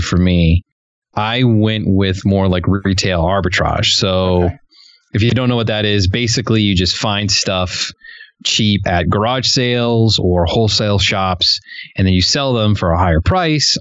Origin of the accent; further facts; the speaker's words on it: New York City, New York, United States; I was born in New York City.